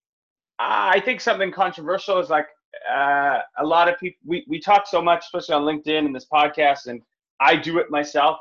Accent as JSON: {"language": "English", "town": "North Vancouver", "region": "British Columbia", "country": "Canada", "tie": "born or raised there", "said": "I grew up in North Vancouver, middle class family"}